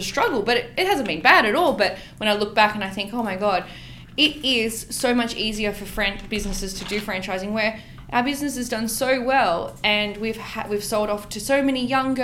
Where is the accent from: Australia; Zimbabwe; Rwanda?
Australia; Western Sydney, New South Wales; I grew up in the West